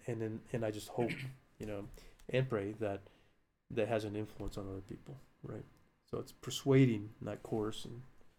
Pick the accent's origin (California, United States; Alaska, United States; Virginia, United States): Alaska, United States; now in New Mexico, United States; And there was a time when I didn't want to be in New Mexico anymore because I'm not from here. I grew up in Alaska.